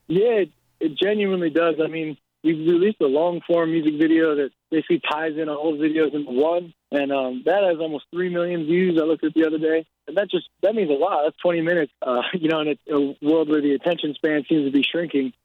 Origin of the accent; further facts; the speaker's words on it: outside New York City, New Jersey, United States; I grew up outside of New York City in New Jersey